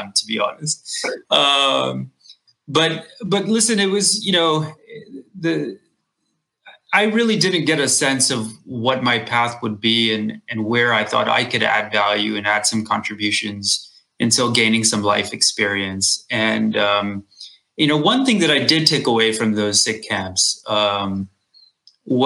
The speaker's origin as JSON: {"language": "English", "region": "Texas", "country": "United States", "tie": "born or raised there", "said": "when I was a kid and growing up in Texas"}